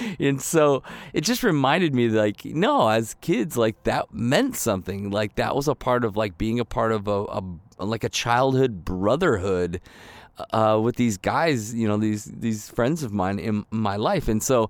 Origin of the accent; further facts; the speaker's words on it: Michigan, United States; also born or lived in Ohio / Chicago; I mean, I grew up in Michigan and Ohio, so I know the cold, right? And then we lived in Chicago for almost 10 years